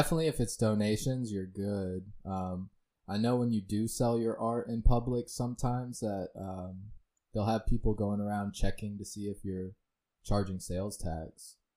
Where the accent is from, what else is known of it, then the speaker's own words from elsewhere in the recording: Lehigh Acres, Florida, United States; also born or lived in Fort Myers, Florida; I grew up in Lehigh.